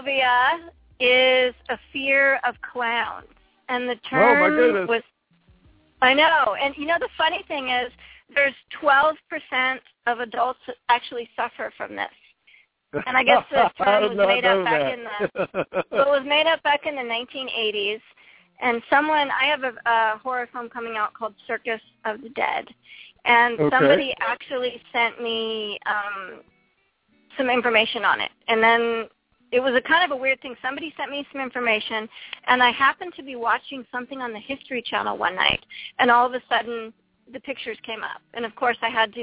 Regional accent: East Coast, United States; now in California, United States; I'm originally from the East Coast, I'm not used to the cold weather anymore, being out here in California.

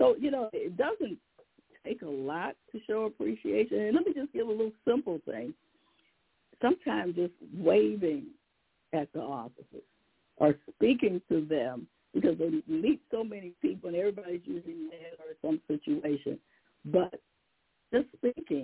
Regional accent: Detroit, Michigan, United States; my hometown, Detroit

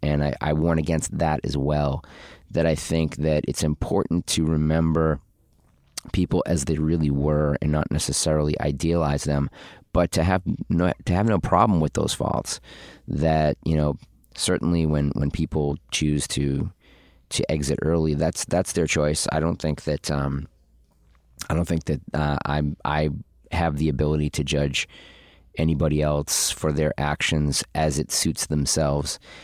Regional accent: Boston, Massachusetts, United States; I'm from Boston

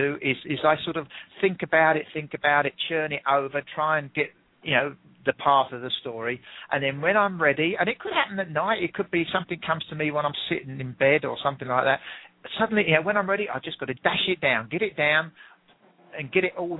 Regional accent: England, United Kingdom; accent: English; I'm English

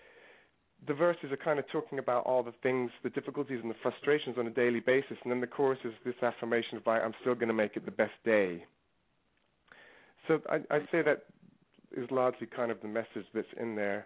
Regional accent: London, United Kingdom; also born or lived in New York; now in Los Angeles, United States; I was growing up in London

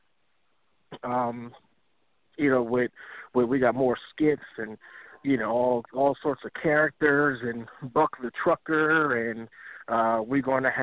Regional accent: Delaware, United States; moved away as an adult; growing up in Delaware and joining the military at 18

